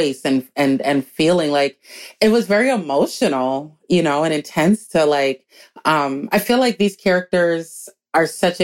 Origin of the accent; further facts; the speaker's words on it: Minneapolis, Minnesota, United States; also born or lived in New York City; a, Black girl growing up in Minneapolis